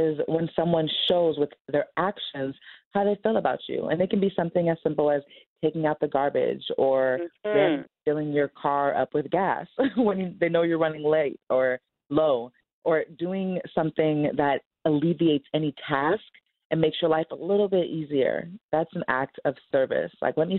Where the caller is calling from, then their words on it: Seattle, Washington, United States; Seattle, Washington.